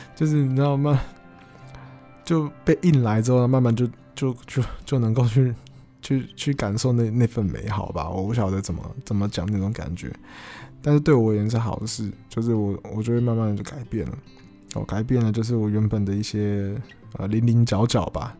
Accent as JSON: {"language": "Chinese", "country": "Taiwan", "tie": "born or raised there", "said": "我从小我就住得这么方便嘛，我从小就是 呃，在可能综合长大嘛，那那地方其实算是很方便啦，你吃东西啦，或者你要去台北市，你要坐捷运什么，其实都有，都很方便"}